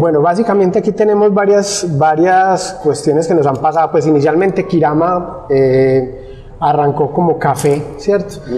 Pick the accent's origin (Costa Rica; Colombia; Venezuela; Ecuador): Colombia; La Unión, Antioquia; also born or lived in Medellín; inicialmente yo había vivido muchos años en, pues, aquí en el Oriente, más exactamente en el municipio de La Unión. De allí culminé mis estudios y me fui a vivir a Medellín, mis estudios de colegio